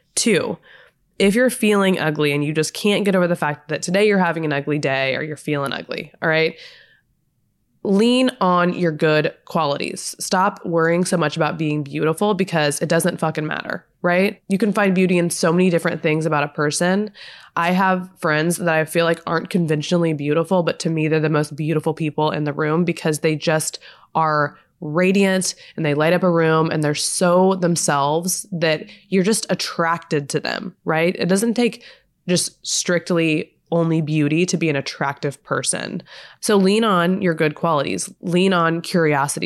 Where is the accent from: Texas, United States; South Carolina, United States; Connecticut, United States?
Texas, United States; now in Los Angeles, United States; I'm from Texas